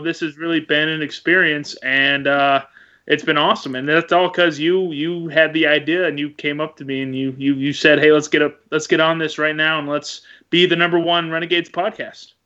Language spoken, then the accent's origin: English; Arlington, Texas, United States; moved away as an adult; also born or lived in Wisconsin; now in Oklahoma, United States; growing up in Arlington, growing up near Cowboys Stadium